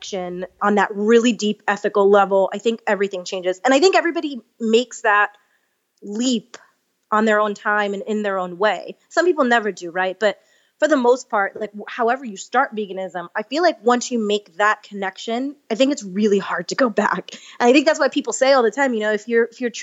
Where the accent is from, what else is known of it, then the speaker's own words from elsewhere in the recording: New York, United States; moved away; I'm from New York originally, and I had to go back to finish a couple credits at NYU, and it was my first time back home as a vegan